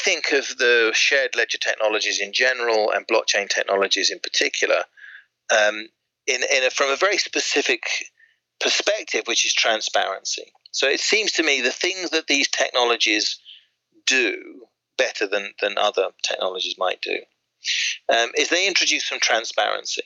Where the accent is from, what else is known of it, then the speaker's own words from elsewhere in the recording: Swindon, South West England, United Kingdom; now in Surrey, United Kingdom; I grew up in Swindon, or actually we call it Swindon, City of the Future, to be more accurate.